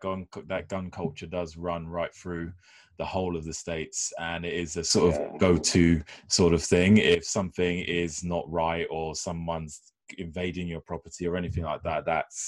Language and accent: English; United Kingdom; accent: British; I'm British